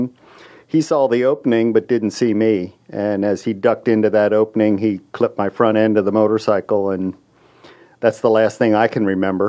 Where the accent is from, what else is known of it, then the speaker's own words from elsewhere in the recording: Pennsylvania, United States; moved away as an adult; now in Texas, United States; I'm originally from Pennsylvania and I am a Philadelphia fan